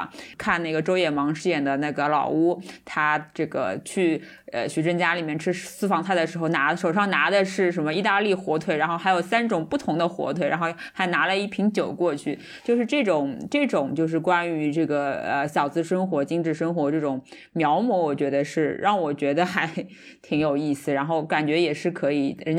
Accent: Shanghai, China; 就就我们上海人可能就或者说是我们年龄大一辈的人，他们看可能是看到很多是讲上海话，那么觉得很很有亲切感。

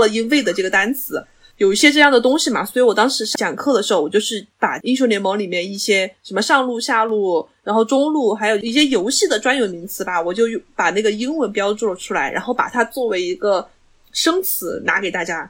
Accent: China; 作为中国人

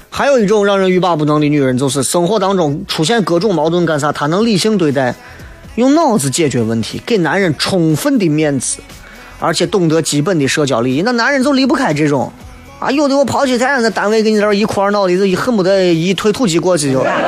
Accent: Xi'an, Shaanxi, China; 我一直觉得作为西安人，不够了解西安

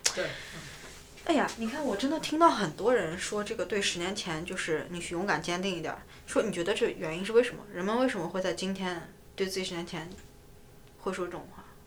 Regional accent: northern China, China; now in New York, United States; 但我是北方人

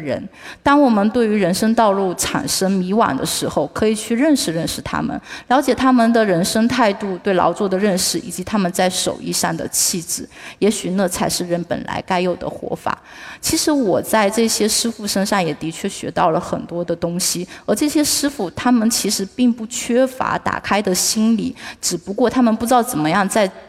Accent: Fuzhou, Fujian, China; 那我们福州所在的这个 闽东区讲的是福州话

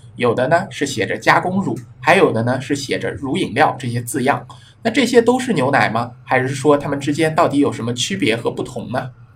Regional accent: China; 我们中国人优良的素质

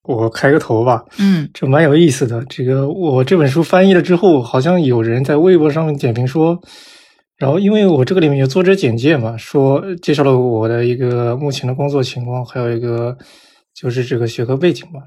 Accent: China; moved away as an adult; also born or lived in United States; 我说我是中国来的

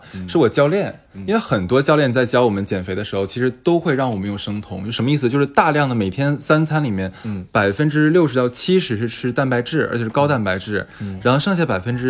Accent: China; 呃，我中国人的膳食是不健康的，因为我们吃了太多碳水

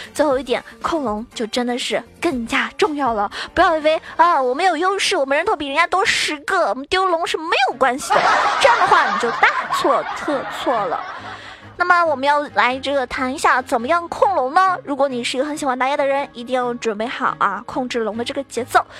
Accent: Zhejiang, China; 作为一个浙江人

